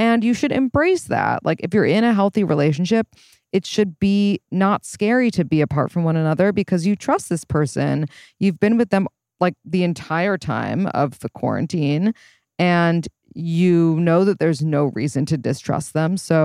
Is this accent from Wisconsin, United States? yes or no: no; New York, United States; I was born and raised in New York